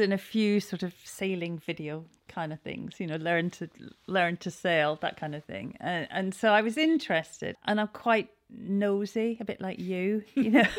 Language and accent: English; Scotland, United Kingdom; moved away as an adult; now in Cowes, United Kingdom; I am Scottish.